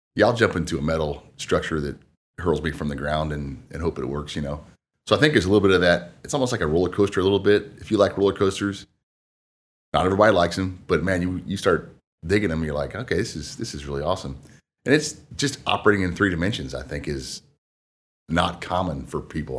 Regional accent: Marion, Indiana, United States; also born or lived in Wabash, Indiana; born and raised in Marion, Indiana

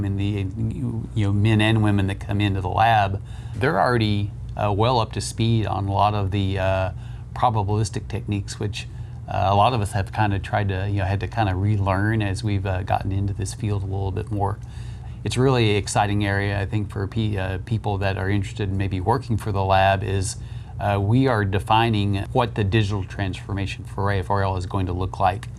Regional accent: Southwest Oklahoma, United States; moved away as an adult; also born or lived in Boulder, Colorado; now in Ohio, United States; I grew up in Southwest Oklahoma

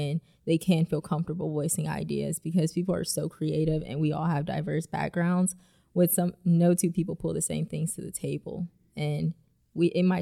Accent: Ohio, United States; moved away as an adult; also born or lived in Langley Air Force Base, Virginia; now in Nashville, United States; I'm originally from Ohio and I joined the Air Force right out of high school.

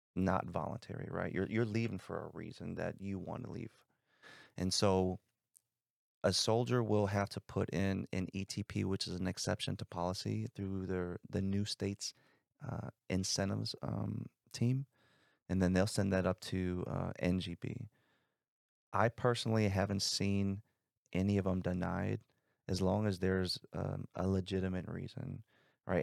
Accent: South Bend, Indiana, United States; I grew up in South Bend, Indiana

